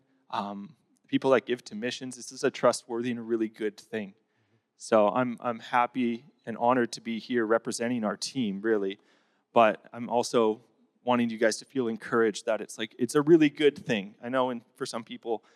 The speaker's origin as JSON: {"language": "English", "town": "Grand Prairie", "region": "Alberta", "country": "Canada", "also_born_or_lived": "Southeast Asia", "moved": "as an adult", "said": "I'm originally from Grand Prairie, the True North Strong and Free"}